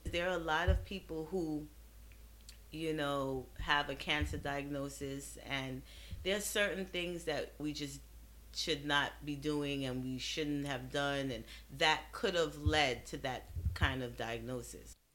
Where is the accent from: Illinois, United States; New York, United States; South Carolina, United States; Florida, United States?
New York, United States; New York City; also born or lived in Trinidad and Tobago; growing up in Brooklyn